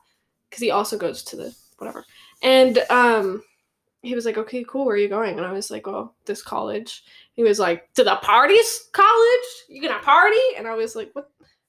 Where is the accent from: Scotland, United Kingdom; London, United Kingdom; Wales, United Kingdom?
Wales, United Kingdom; I'm from Wales.